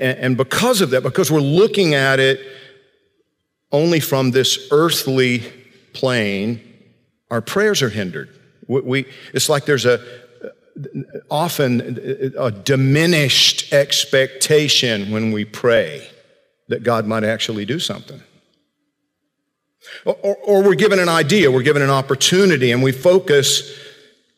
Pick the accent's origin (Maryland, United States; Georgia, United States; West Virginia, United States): Georgia, United States; growing up in Georgia